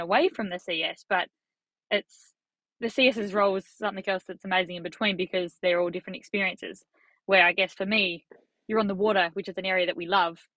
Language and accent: English; Australia; As an Australian